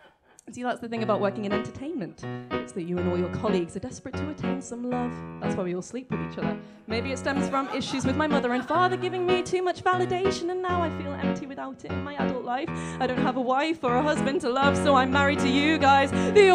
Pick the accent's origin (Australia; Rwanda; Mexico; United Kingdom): United Kingdom; Liverpool, North West England; now in Brighton, United Kingdom; I'm from Liverpool and currently residing in Brighton.